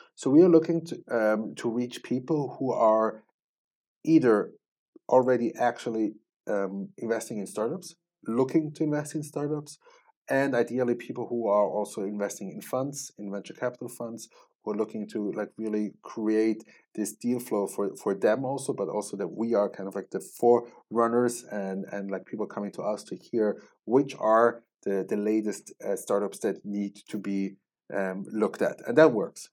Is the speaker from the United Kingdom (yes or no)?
no; Switzerland; moved away as an adult; also born or lived in Israel; I grew up, born and raised in Switzerland